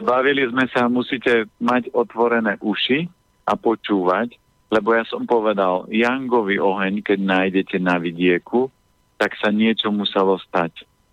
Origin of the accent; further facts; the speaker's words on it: Orava, Žilina Region, Slovakia; ja som z Oravy a ja nikdy nenechám dopustiť na uh, na dedinu, na prírodu